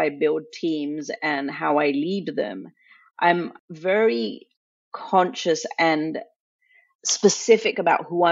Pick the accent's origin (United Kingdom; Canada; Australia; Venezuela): United Kingdom; England; also born or lived in India; now in United States; I grew up in England. My mom decided to move us from India to England when I was in preschool